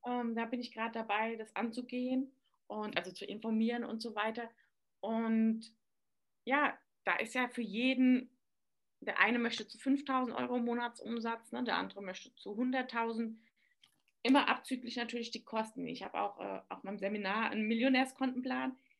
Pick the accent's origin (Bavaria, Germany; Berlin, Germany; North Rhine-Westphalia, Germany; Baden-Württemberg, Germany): Bavaria, Germany; Aschaffenburg; ich komme aus Aschaffenburg, aus dem schönen Aschenbecher, sagt man bei uns